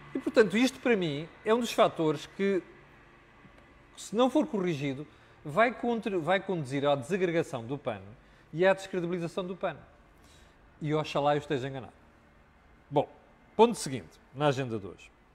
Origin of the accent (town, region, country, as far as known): Portugal